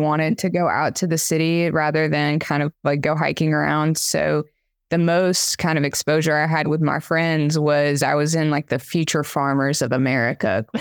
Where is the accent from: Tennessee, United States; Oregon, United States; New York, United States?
Tennessee, United States; Tellico Plains; I grew up in rural Appalachia, uh, in kind of this little drive-through mountain town, uh, called Tilico Plains, Tennessee